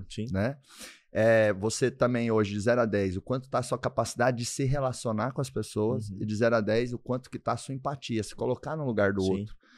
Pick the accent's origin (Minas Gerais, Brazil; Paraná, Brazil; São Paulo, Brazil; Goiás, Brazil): Goiás, Brazil; Doverlândia; moved away; Deus me abençoou demais de nascer em Doverlândia